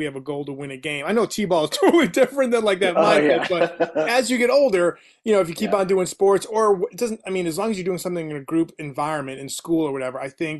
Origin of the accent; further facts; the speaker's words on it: Illinois, United States; also born or lived in New Hampshire; I mean, I'm 43, and when I was growing up in Illinois, we moved around a lot, and New Hampshire and Illinois